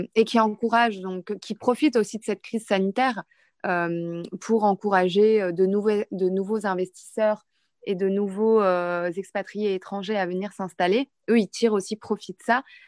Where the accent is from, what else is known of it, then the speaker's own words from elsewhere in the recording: Lille, Hauts-de-France, France; moved away as an adult; now in Dubai, United Arab Emirates; je suis de Lille, du nord de la France